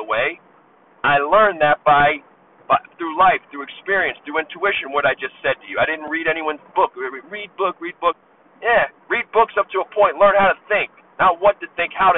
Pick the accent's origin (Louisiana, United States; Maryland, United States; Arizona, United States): Maryland, United States; Baltimore; now in Las Vegas, United States; I was unlucky growing up in Baltimore